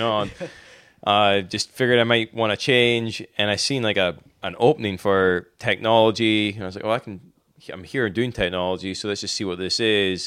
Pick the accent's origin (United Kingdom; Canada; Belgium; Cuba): United Kingdom; Inverness, Scotland; moved away as an adult; now in Wilmington, United States; I'm originally from Scotland. Uh, Inverness, Scotland, to be more exact